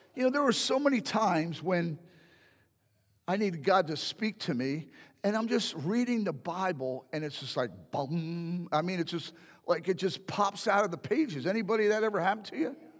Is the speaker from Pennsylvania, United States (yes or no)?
yes; Philadelphia, Pennsylvania, United States; now in Lehigh Acres, United States; I'm from Philadelphia